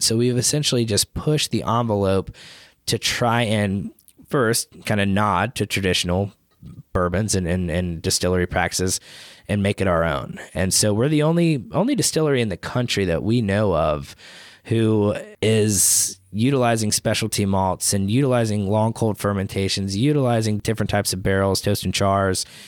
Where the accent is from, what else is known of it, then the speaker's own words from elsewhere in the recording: Chattanooga, Tennessee, United States; I'm born and raised in Chattanooga